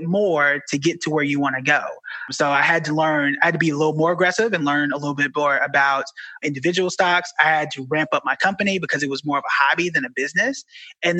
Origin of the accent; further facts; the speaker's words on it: Tulsa, Oklahoma, United States; moved away as an adult; also born or lived in Dallas; now in New York City, United States; I'm from Tulsa, Oklahoma